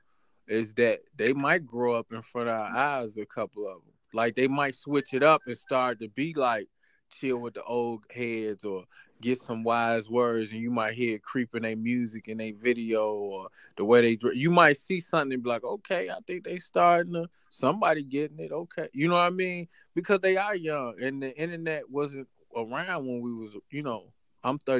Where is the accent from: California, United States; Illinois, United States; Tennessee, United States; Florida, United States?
Illinois, United States; Chicago; born or raised there